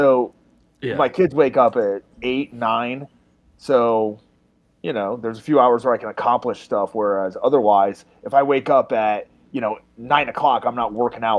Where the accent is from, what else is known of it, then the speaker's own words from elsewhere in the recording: Massachusetts, United States; moved away as an adult; also born or lived in Orlando, Florida; I grew up in Massachusetts